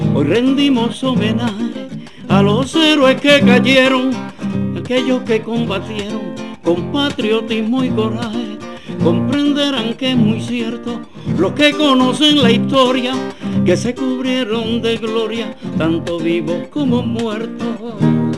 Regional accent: Puerto Rico

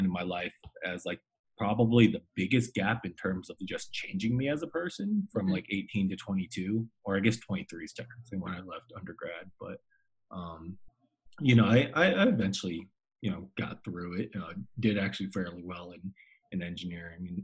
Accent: Colorado Springs, Colorado, United States; also born or lived in Fort Collins; I was born and raised in Colorado Springs, went to Harrison High School with Audrey

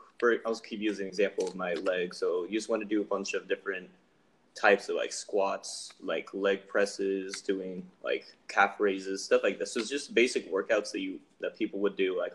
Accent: Reno, Nevada, United States; I'm from Reno, which I guess we're all from.

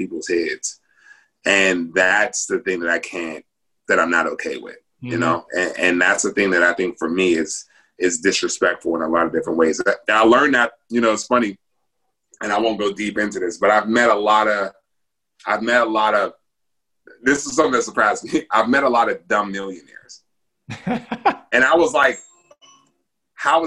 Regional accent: Pittsburgh, Pennsylvania, United States; growing up in Pittsburgh

